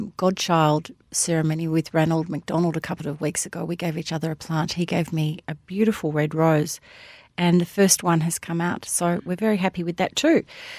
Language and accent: English; Hampton, Victoria, Australia; also born or lived in Sandringham; I do know when I was growing up in Hampton and Sandringham